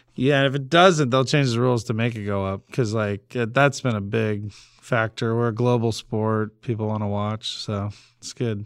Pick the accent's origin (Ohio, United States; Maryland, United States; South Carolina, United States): Ohio, United States; Cleveland; moved away; growing up in Cleveland